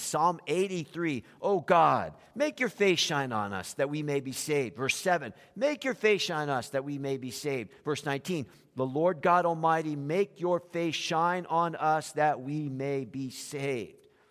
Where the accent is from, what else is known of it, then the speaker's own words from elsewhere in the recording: South Florida, United States; when we grew up in South Florida